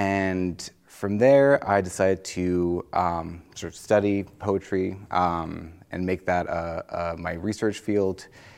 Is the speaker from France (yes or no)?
yes; France; English is a second language; So I was born and raised in France, but I started learning English when I was fairly young. I lived all in lots of different places in France.